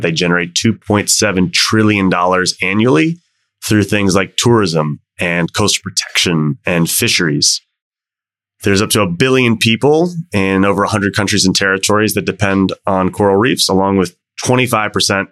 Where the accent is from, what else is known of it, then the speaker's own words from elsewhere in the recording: Washington, District of Columbia, United States; my hometown of DC